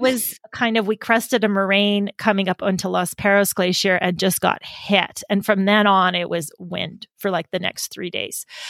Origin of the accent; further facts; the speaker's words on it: Canadian Prairies, Canada; moved away; I grew up in the Canadian prairies